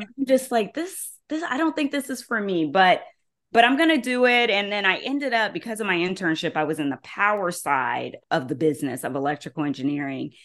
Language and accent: English; Columbus, Ohio, United States; I'm from Columbus, Ohio